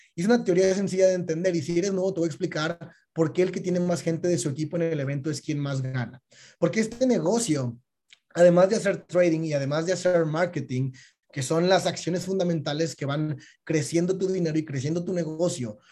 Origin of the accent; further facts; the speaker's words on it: Mexico; cuando éramos chiquitos en México, eh, en la primaria